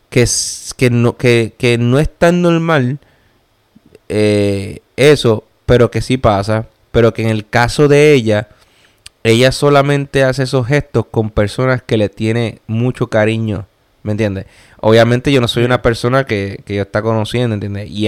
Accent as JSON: {"language": "Spanish", "country": "Puerto Rico", "moved": "yes", "said": "Como el puertorriqueño, que somos así."}